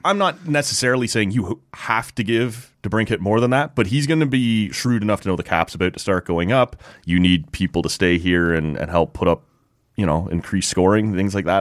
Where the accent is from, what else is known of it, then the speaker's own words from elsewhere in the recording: Oshawa, Ontario, Canada; I grew up in Oshawa